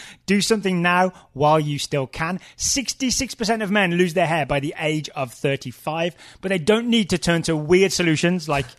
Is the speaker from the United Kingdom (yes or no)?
yes; England, United Kingdom; I am English.